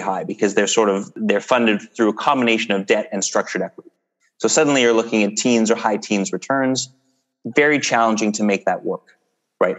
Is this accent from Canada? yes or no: yes; Canada; we're Canadian